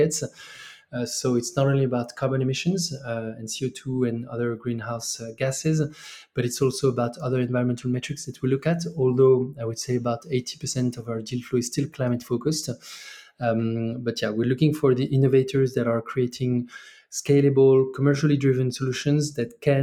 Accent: France; moved away as an adult; also born or lived in Mexico / China / Cape Town, South Africa; I'm originally from France.

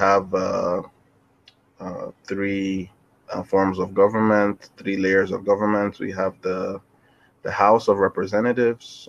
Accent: Nigeria; I am based in Nigeria. Um, I'm also Nigerian

